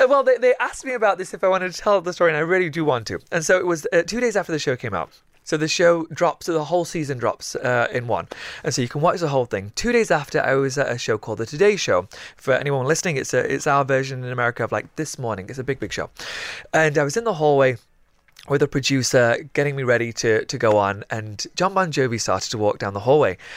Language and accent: English; the north of England, United Kingdom; what it, it, it really is like up north, uh, for somebody who's one of the very few people who gets bullied every day for being Pakistani